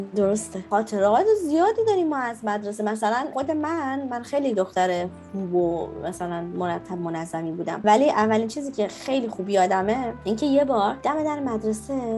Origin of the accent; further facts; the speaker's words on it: Iran; now in Frankfurt, Germany; به عنوان یه ایرانی